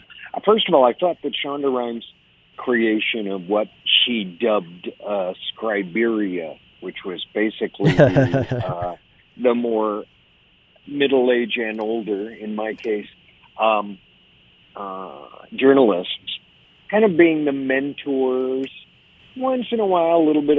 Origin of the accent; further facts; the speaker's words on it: Highland Park, Illinois, United States; moved away as an adult; now in Los Angeles, United States; I grew up in Highland Park